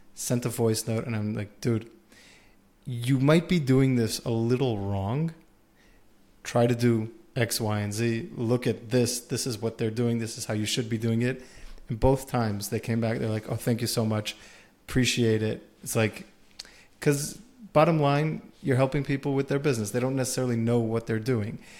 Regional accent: United States; we're all from America here

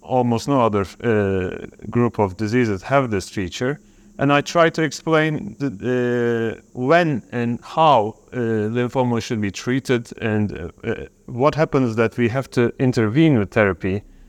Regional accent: Turkey; I'm from Turkey.

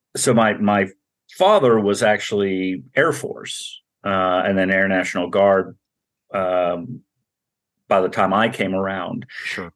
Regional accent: Montana, United States; moved away; we were middle class, growing up in Montana, seven kids

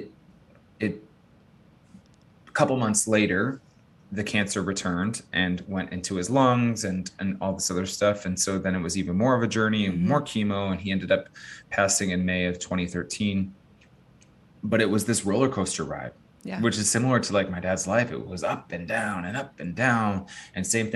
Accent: Chicago, Illinois, United States; also born or lived in Los Angeles area, California; now in Austin, United States; I'm from Chicago

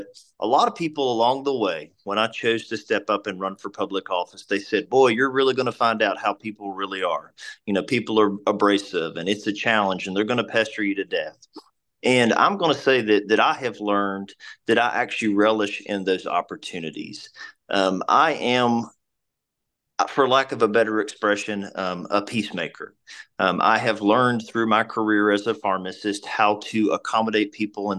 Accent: Abingdon, Virginia, United States; I was born and raised in Washington County in Abingdon.

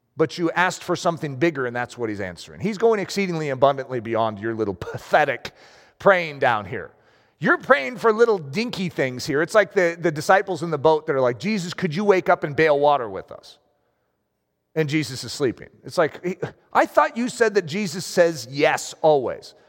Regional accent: United States; I'm American.

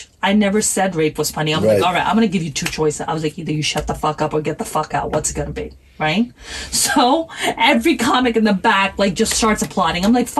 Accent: New York, United States; English is a second language; also born or lived in Pakistan; I'm from Pakistan and I grew up in New York. I have four old brother.

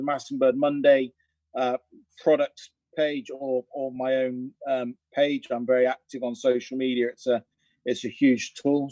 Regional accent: Cirencester, South West England, United Kingdom; near where I grew up in Cirencester.

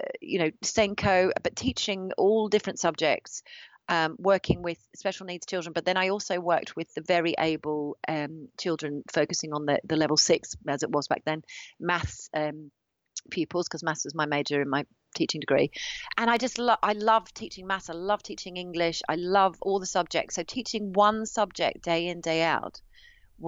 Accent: Australia; moved away as an adult; now in United Kingdom; my parents are both musicians, so I grew up traveling around Australia

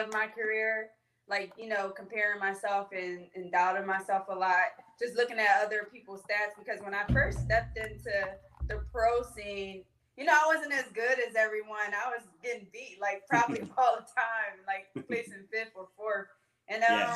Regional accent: Philadelphia, Pennsylvania, United States; I grew up in West Philadelphia, the Winfield area

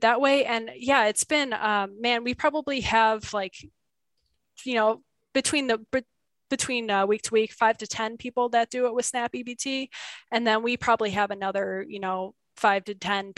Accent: Buffalo, New York, United States; now in Kingman, United States; I grew up in Buffalo, New York, where completely green, beautiful

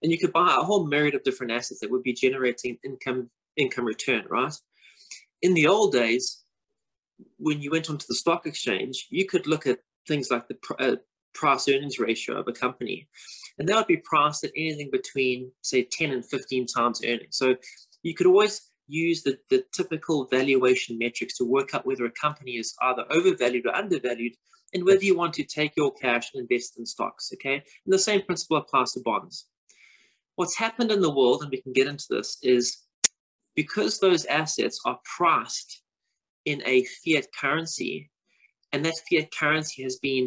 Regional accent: South Africa; moved away as an adult; now in London, United Kingdom; I'm obviously South African by birth, living currently in London. I've been here since 2008.

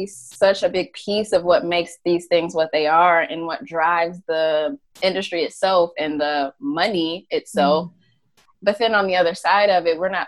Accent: Atlanta, Georgia, United States; I'm from Atlanta, even though I wasn't born there

